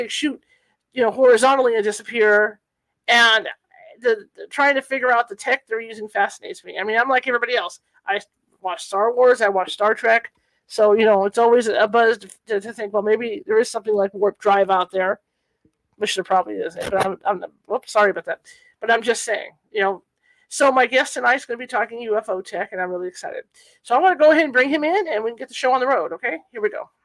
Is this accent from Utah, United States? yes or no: no; California, United States; I'm from California